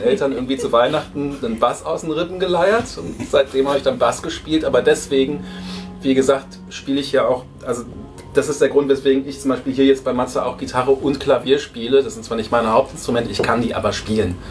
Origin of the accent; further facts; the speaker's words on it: Berlin, Germany; moved away as an adult; now in Potsdam, Germany; ich bin geborener Berliner, wohne zwar mittlerweile in Potsdam